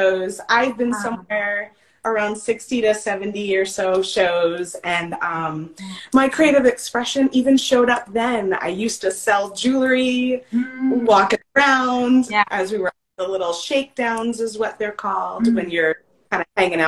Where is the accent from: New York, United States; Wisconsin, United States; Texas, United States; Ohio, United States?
New York, United States; Long Island; moved away as an adult; now in Mesa, United States; I'm born and raised on Long Island in New York